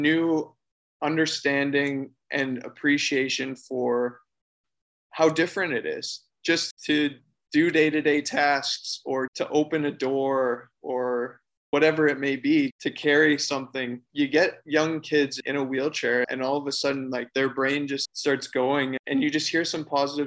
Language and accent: English; Forest, Ontario, Canada; I grew up in southwestern Ontario in Canada. My hometown's Forest